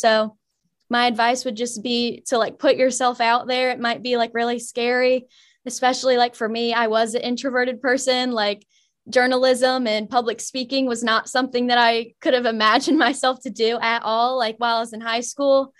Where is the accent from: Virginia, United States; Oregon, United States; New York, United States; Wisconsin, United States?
Virginia, United States; Mechanicsville; I'm from Mechanicsville, Virginia